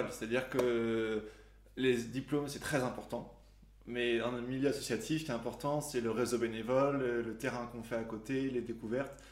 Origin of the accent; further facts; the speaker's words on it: La Pommeraye, Pays de la Loire, France; La Pommeraye.